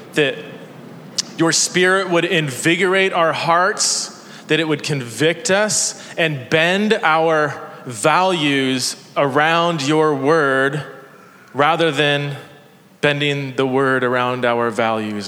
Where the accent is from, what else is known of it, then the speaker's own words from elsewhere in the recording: Fresno, California, United States; also born or lived in Chula Vista, California / Ohio; I grew up in Fresno, California